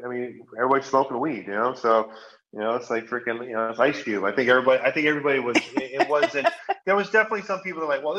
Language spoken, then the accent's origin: English; Hawaii, United States; I grew up in Hawaii